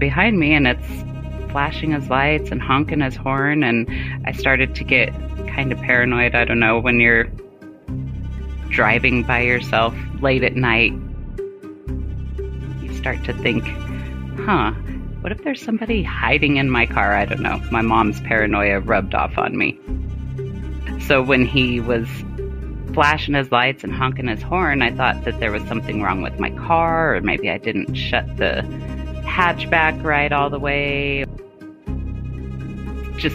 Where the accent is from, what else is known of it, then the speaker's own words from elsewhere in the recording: Colorado, United States; also born or lived in Germany / Arizona; Colorado, which is where I currently live now that I'm out of the military